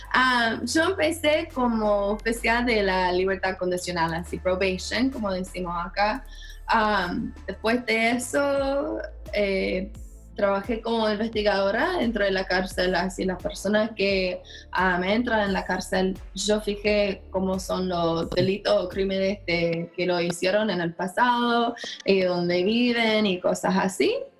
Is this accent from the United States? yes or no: yes; Minnesota, United States; Spanish is a second language; yo soy de Minnesota